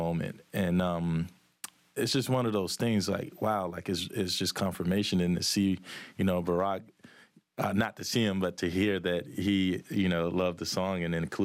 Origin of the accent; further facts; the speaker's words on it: Manchester, Georgia, United States; I'm from Manchester, Georgia